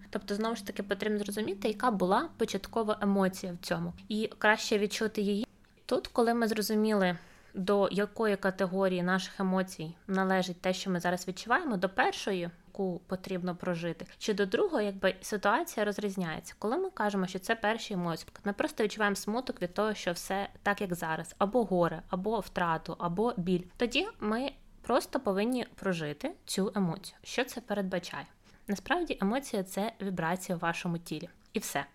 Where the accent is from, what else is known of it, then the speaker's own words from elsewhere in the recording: Ukraine; до нас, українців